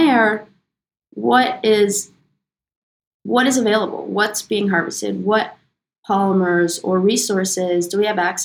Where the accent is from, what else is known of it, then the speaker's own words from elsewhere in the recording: New York, United States; also born or lived in London; we're originally from New York, Alex, Aaron, and myself